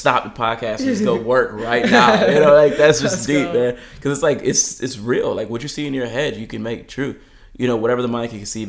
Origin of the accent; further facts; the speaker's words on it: California, United States; now in Michigan, United States; But it's crazy because I came from Southern California and now all my neighbors are driving.